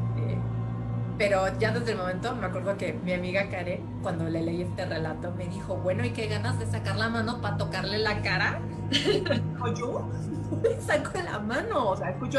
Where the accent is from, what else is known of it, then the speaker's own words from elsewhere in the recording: Mexico; yo soy de México